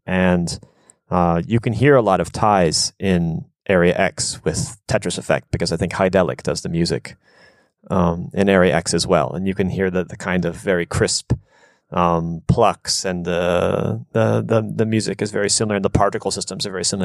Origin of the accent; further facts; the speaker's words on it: United States; moved away as an adult; also born or lived in Japan; coming from America, mostly growing up in a more um, suburban type environment